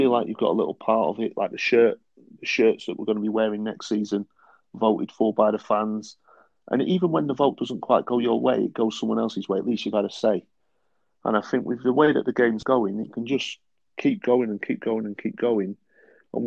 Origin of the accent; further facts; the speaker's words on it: Bury, North West England, United Kingdom; moved away; Bury was my hometown club growing up